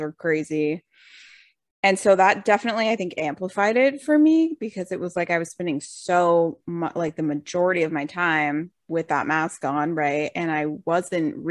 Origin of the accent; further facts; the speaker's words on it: Rhode Island, United States; moved away as an adult; also born or lived in Boston; I grew up in Rhode Island, small little town